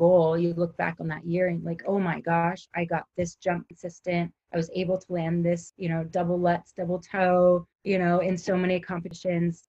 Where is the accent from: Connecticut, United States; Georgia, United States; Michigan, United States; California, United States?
California, United States; Southern; I grew up in Southern California